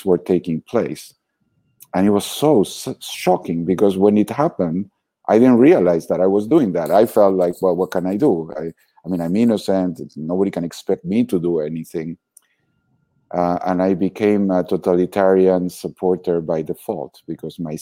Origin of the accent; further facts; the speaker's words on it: Argentina; moved away; But I was born in Argentina, very happy childhood, very relaxed